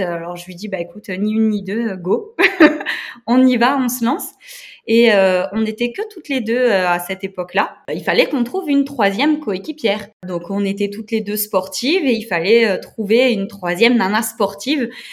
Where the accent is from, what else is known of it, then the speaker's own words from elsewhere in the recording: Moselle, eastern France, Grand Est, France; je viens de l'Est de la France, en Moselle.